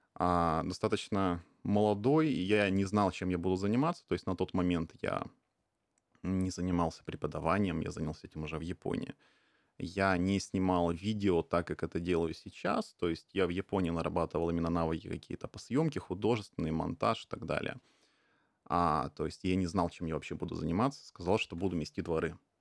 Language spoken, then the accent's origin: Russian; Khabarovsk, Khabarovsk Krai, Russia; now in Tokyo, Japan; я из Хабаровска. А, это дальневосточный город, очень небольшой